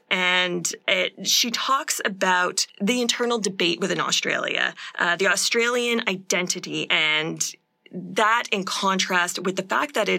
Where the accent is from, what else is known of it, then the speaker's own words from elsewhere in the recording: Canada; as we are Canadian